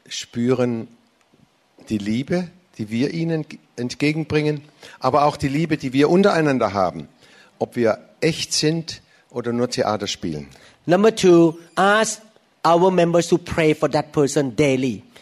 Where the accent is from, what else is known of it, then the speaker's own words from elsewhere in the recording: United States; now in Germany; sie wussten es ist keine äh, thailändische Gemeinde sondern ich bin auch in, als Amerikaner hier äh, zu Hause